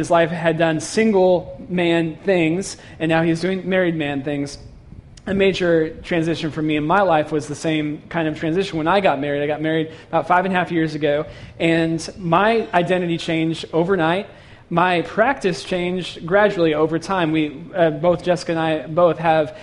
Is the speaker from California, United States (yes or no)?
yes; San Francisco Bay Area, California, United States; moved away as an adult; I grew up in San Francisco Bay Area